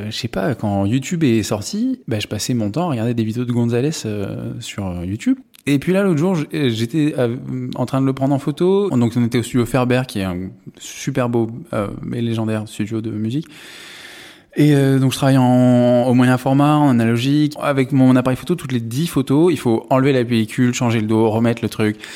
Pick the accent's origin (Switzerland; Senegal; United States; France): France; Paris, Île-de-France; moved away as an adult; ouais j'ai grandi à Paris je me suis, je suis parti à 18 ans parce que euh, bon, j'en avais marre.